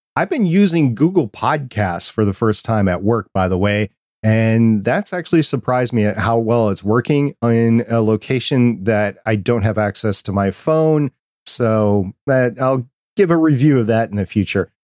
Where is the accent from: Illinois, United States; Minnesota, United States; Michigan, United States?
Minnesota, United States; Saint Paul; I grew up in Saint Paul, Minnesota